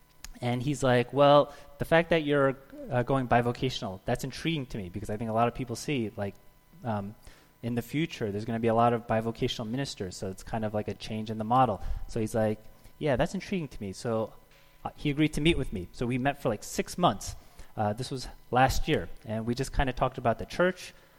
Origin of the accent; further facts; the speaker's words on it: New Jersey, United States; I'm from New Jersey.